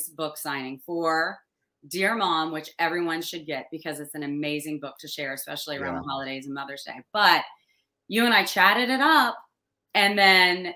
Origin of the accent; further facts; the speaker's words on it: Chillicothe, Ohio, United States; I was born and raised in Chillicothe, Ohio.